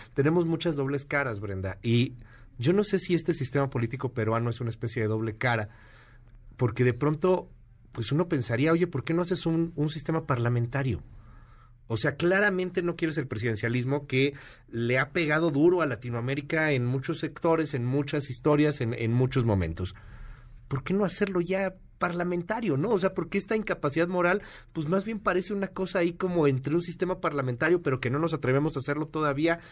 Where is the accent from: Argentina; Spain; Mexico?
Mexico